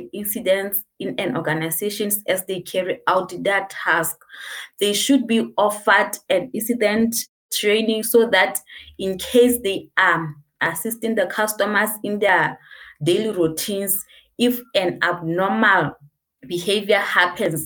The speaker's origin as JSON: {"language": "English", "country": "Lesotho", "said": "I'm from Lesotho."}